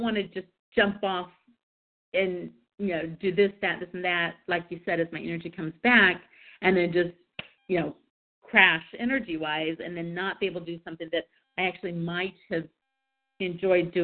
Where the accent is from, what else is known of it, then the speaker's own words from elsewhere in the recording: Kansas City, United States; moved away; I was from Kansas City